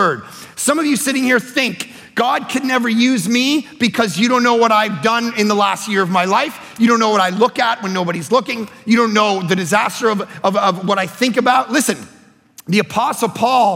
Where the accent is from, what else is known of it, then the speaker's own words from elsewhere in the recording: Toronto, Ontario, Canada; I grew up in Toronto